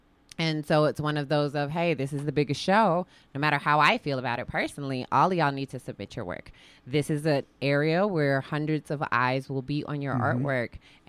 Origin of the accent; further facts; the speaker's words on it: Midwest, United States; now in Spokane, United States; And I'm from the Midwest. We we do it up and we wear jackets to dinner.